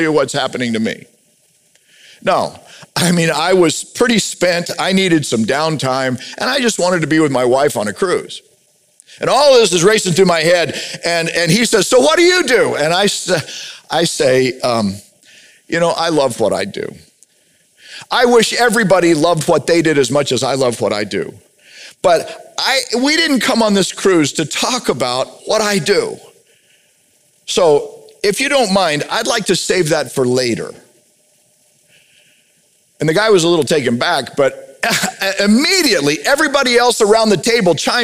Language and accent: English; United States; I'm a majority member white guy in America